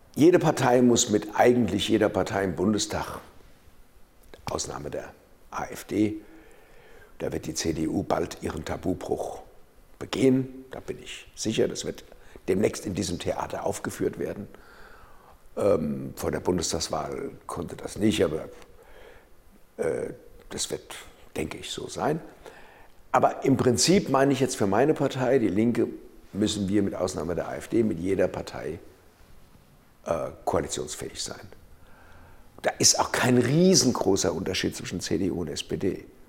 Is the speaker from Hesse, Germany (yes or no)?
yes; Frankfurt, Hesse, Germany; Ich bin Frankfurt geboren und habe mein Hessenland lieb. Meine Heimat ist